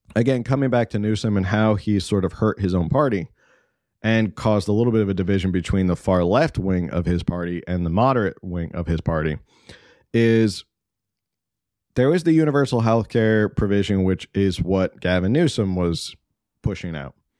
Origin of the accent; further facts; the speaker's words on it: East Coast, United States; now in California, United States; I grew up on the East Coast